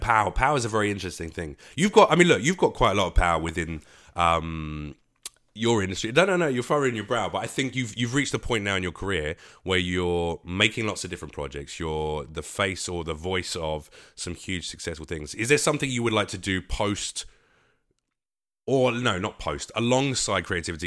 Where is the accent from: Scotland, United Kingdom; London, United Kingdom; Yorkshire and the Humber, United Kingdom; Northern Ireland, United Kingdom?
London, United Kingdom; now in Los Angeles, United States; I consider myself an East Coast comic, even though I'm a Londoner.